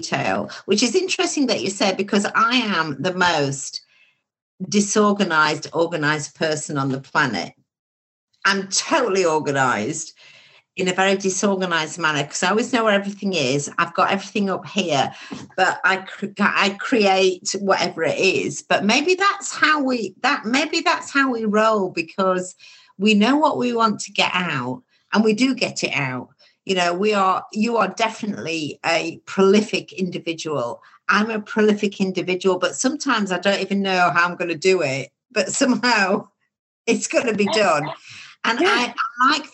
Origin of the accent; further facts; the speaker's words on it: Baildon, Yorkshire and the Humber, United Kingdom; when I grew up in Bayledon